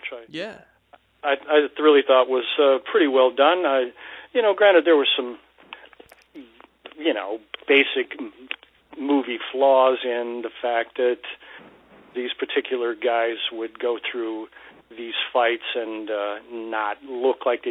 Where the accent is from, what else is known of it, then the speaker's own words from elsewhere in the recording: Midwest, United States; me growing up in the Midwest